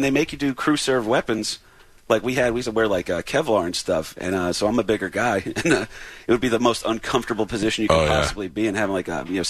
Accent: New Jersey, United States; moved away as an adult; also born or lived in Jacksonville, Florida; I'm from Jersey originally.

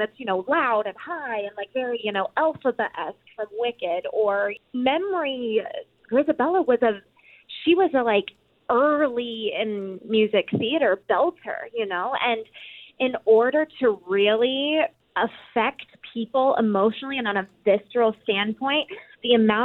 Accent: Oklahoma, United States; moved away; I'm from Oklahoma

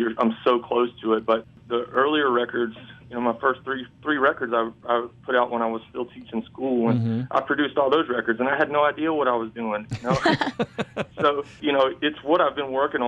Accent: Jefferson, Georgia, United States; I'm from Georgia, if I say Jefferson

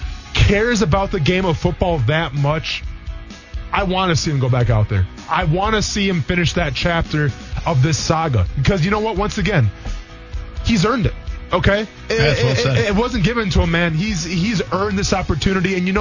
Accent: Wisconsin, United States; I grew up in Wisconsin.

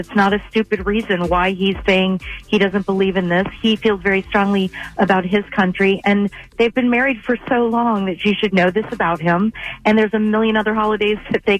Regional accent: United States; also born or lived in Canton, Georgia; although I'm an American and a strong believer in the 4th of July

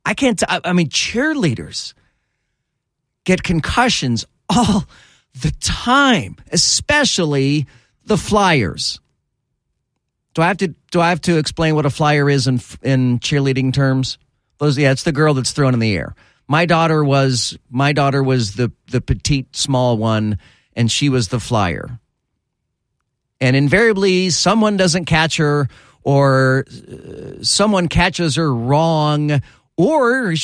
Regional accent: Lodi, California, United States; the state where I was born in California, Lodi

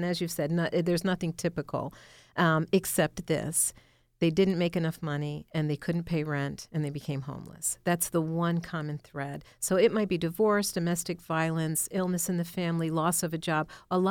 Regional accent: Buffalo, New York, United States; moved away as an adult; Actually, I came from Buffalo, New York. I was in the nonprofit world there. And when I relocated here in 2009, I just did a job search

